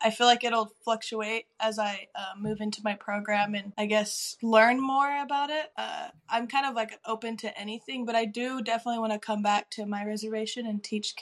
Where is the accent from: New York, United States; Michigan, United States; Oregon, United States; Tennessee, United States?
Oregon, United States; Pendleton; moved away as an adult; also born or lived in Pullman, Washington; now in Lapwai, United States; I'm from Pendleton, Oregon, but I've been living in Lapway for, well, cul-de-sac now, but I live on the Nez Perce Res for about 5 years